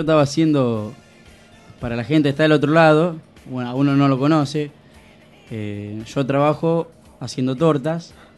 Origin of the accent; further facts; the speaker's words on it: Argentina; somos ordinarios los argentinos también